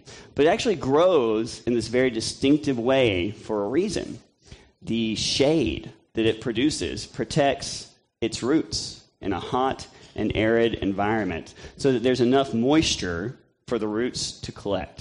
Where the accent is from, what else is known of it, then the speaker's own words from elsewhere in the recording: Tennessee and Mississippi, the South, United States; I grew up in Tennessee and Mississippi